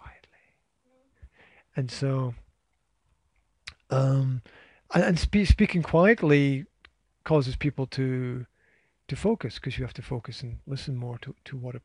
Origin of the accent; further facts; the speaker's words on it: Scotland, United Kingdom; being Scottish